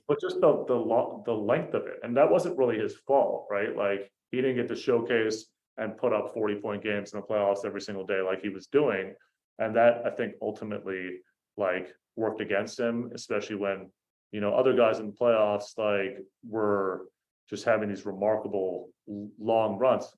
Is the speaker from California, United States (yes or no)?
yes; the Bay Area, California, United States; I'm from the Bay